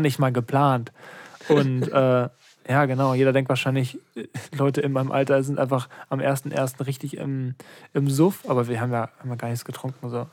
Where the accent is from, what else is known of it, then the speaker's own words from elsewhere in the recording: Lübeck, Schleswig-Holstein, Germany; ich bin in Lübeck geboren